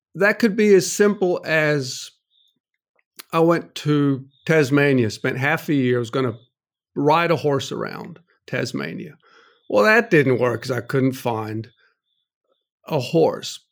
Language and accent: English; North Carolina, United States; I grew up in North Carolina, went to N C State University